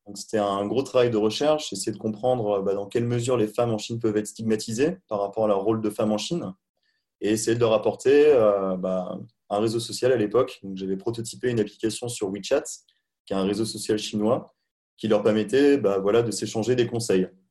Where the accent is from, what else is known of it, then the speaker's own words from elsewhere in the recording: Charente-Maritime, Nouvelle-Aquitaine, France; moved away as an adult; also born or lived in China / Montreal / Hamburg; à la base je suis pas parisien, je suis originaire de Charente-Maritime